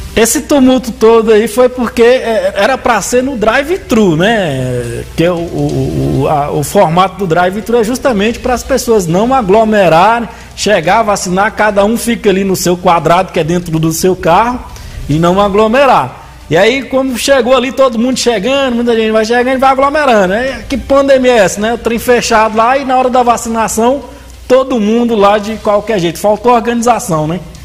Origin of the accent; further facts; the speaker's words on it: Arinos, Minas Gerais, Brazil; ali em Arinos, Minas Gerais, nasci na roça mesmo. E eu ia pra escola numa égua